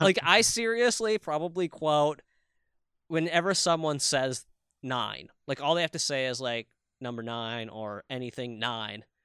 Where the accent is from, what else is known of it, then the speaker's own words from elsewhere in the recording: Minnesota, United States; accent: Minnesota; my Minnesota accent